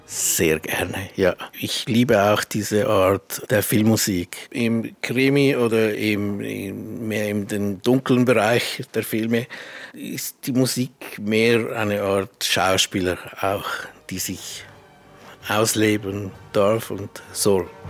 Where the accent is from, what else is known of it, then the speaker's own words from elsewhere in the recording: Switzerland; ich bin ja auch Schweizer